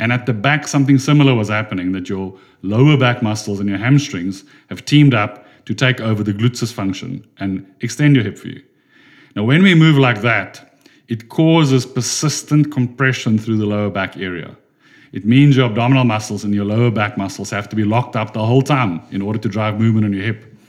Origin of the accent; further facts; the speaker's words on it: Durban, KwaZulu-Natal, South Africa; I come from Durban in South Africa